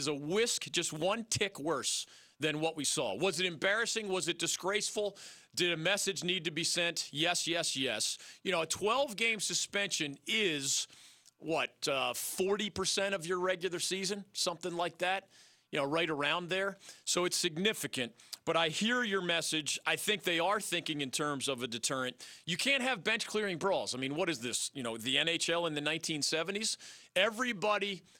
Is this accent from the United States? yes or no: yes; Philadelphia, Pennsylvania, United States; I grew up in Philadelphia